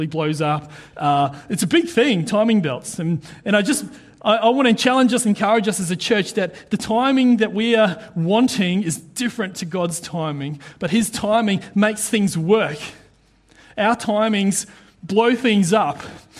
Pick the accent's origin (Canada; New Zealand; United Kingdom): New Zealand; now in Queensland, Australia; being a Kiwi